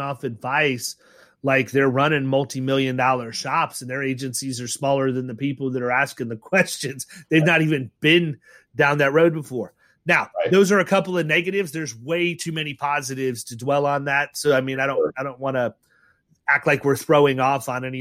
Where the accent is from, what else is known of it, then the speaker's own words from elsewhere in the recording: Ohio, United States; moved away; I was born in Ohio